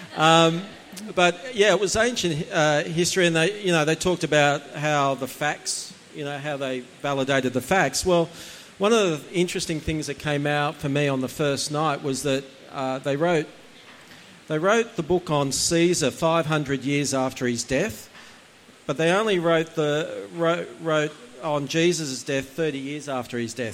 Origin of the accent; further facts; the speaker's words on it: Gosford, New South Wales, Australia; also born or lived in Umina Beach, New South Wales / Indonesia / Hong Kong / Vietnam; I was born in Gosford Hospital